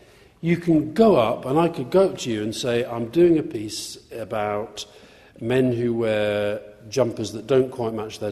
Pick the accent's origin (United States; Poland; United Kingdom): United Kingdom; Yorkshire and the Humber; I grew up in Yorkshire. I was born in Yorkshire to Scottish parents.